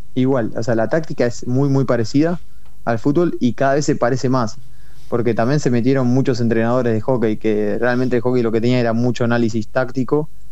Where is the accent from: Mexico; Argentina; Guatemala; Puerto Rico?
Argentina; moved away as an adult; also born or lived in Madrid, Spain / Netherlands / Belgium; somos eh, bastantes argentinos dando vueltas.